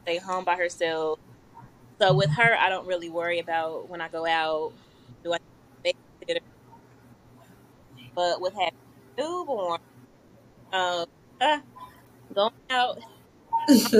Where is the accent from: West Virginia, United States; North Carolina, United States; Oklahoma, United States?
North Carolina, United States; Greensboro; Born and raised in Greensboro.